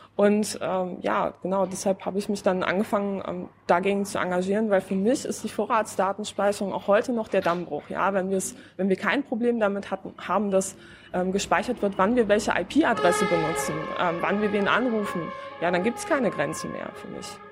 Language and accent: German; Poland; now in Berlin, Germany; ich komme ja aus Polen